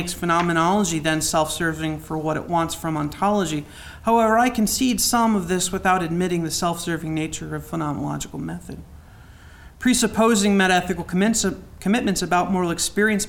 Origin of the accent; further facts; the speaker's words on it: United States; also born or lived in Youngstown, Ohio / New Castle, Pennsylvania; I'm from Newcastle and Youngstown